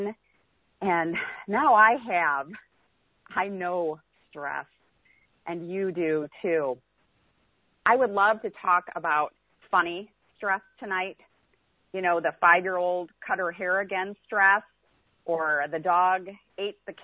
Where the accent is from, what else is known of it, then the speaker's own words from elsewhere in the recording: South Dakota, United States; moved away as an adult; now in Missouri, United States; So I am originally from South Dakota. I am from the cold northern state of South Dakota, where it seems like perpetual winter.